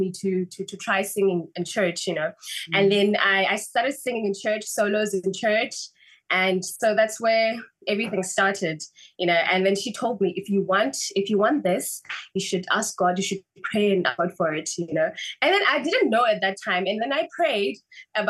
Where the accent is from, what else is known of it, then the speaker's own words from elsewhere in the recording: Port Elizabeth, Eastern Cape, South Africa; I grew up in Port Elizabeth, and then went to study in Cape Town